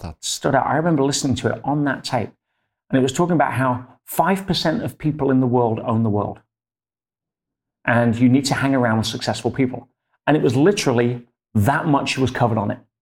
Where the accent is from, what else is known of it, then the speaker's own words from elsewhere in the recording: Leicester, East Midlands, United Kingdom; In England, yes. My hometown in Leicester.